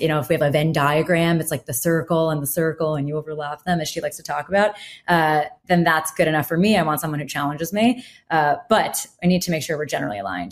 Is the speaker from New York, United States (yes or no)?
yes; New York, United States; I'll just say, "New York."